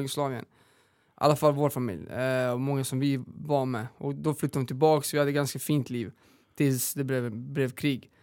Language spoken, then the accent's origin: Swedish; northern Serbia, Serbia; now in Sweden; Vi mm. är uppvuxna i Serbien, eh, norra Serbien.